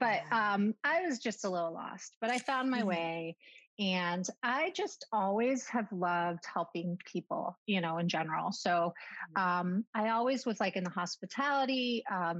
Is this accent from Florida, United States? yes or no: yes; Miami, Florida, United States; moved away; also born or lived in Argentina (parents); I'm from Miami, born and raised